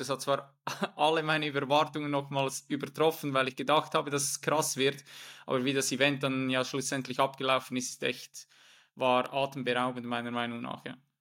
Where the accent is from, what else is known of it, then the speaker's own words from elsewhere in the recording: Switzerland; moved away as an adult; Ich komme ursprünglich aus der Schweiz